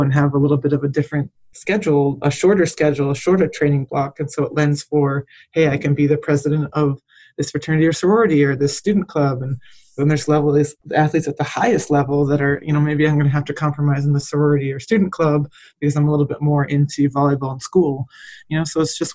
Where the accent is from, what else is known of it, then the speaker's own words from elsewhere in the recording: Michigan, United States; moved away as an adult; also born or lived in Texas; I grew up in Michigan and went and played at Texas A&M